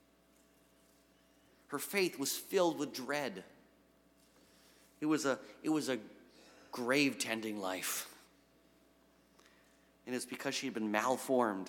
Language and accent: English; New England, United States; now in Western Massachusetts, United States; I had no idea Western Mass existed 8 years ago, and I'm from New England